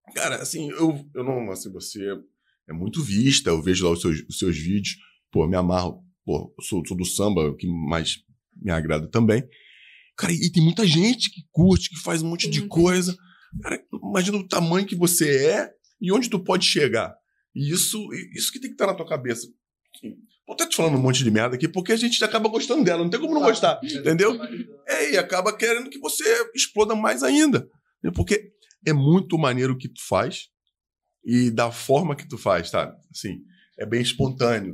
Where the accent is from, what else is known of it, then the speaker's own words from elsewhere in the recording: Rio de Janeiro, Brazil; Eu sou muito carioca